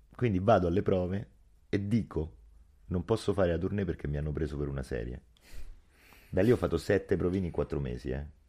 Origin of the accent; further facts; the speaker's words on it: Rome, Lazio, Italy; Soprattutto a Roma, soprattutto io sono dell'Alessandrino, il mio quartiere